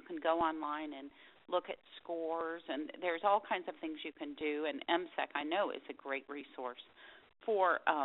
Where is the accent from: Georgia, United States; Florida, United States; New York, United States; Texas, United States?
Texas, United States; Dallas; moved away as an adult; now in Austin, United States; I grew up in Dallas, and we never moved. I was in the same house my whole life until I went to college.